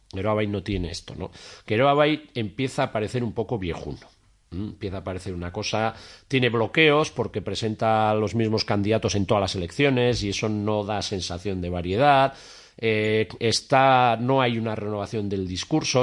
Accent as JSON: {"language": "Spanish", "town": "Tafalla", "region": "Navarre", "country": "Spain", "moved": "yes", "lives_now": "Pamplona, Spain", "said": "yo vivo en Iruña, pero soy de Tafalla"}